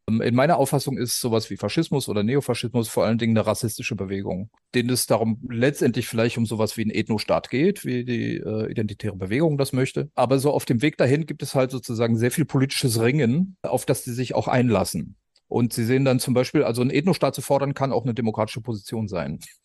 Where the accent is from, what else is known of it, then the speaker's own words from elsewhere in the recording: West Germany, Germany; in Westdeutschland, wo ich herkomme